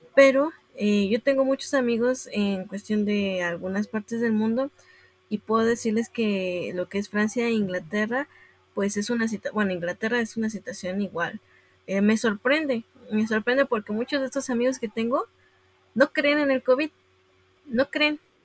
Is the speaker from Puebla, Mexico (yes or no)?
yes; Puebla, Mexico; yo soy de Puebla